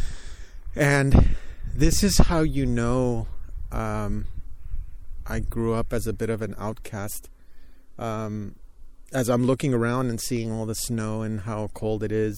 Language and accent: English; California, United States; I'm from California and I haven't been to too many places where it snows